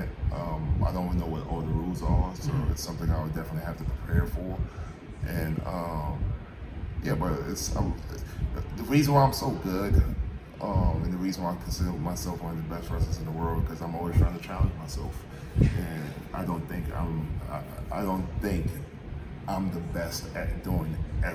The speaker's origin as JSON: {"language": "English", "area": "Norwell", "region": "DMV area", "country": "United States", "tie": "born or raised there", "said": "go-go music was big in my upbringing and where I'm from"}